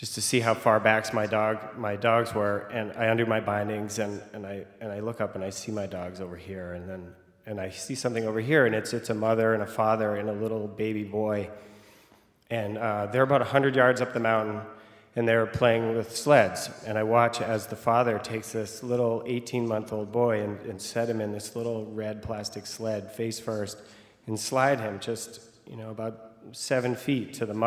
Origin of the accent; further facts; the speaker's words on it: Vermont, United States; I am from Vermont